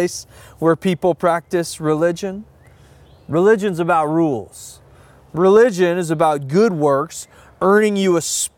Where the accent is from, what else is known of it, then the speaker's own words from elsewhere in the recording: the South, United States; I had a lot of those feelings growing up in the Deep South in a traditional Christian environment.